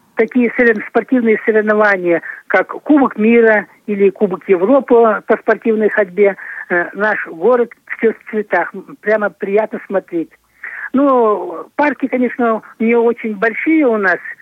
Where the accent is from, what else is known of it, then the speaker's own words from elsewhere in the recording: Chuvashia, Russia; у себя на родине, в Чувашии